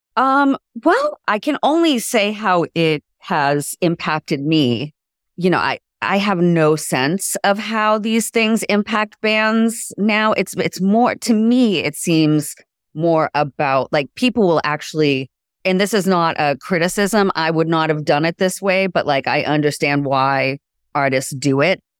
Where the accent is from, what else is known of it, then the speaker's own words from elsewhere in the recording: Boston, Massachusetts, United States; being raised in the Boston music scene in my teens and twenties